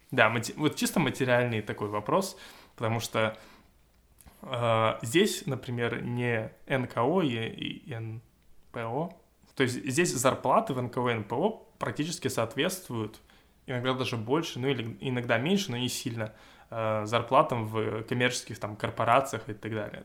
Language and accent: Russian; Russia; я из России